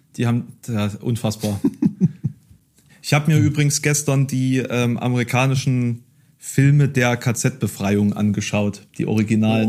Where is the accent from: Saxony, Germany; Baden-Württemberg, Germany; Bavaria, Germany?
Saxony, Germany; Dresden; now in Halle, Germany; ich habe irgendwie meinen großen Teil meiner Kindheit in Dresden verbracht